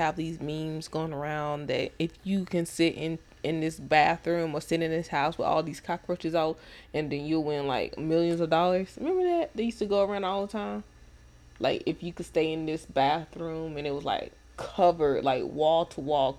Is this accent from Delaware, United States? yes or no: no; Mesquite, Texas, United States; I'm coming from Mesquite.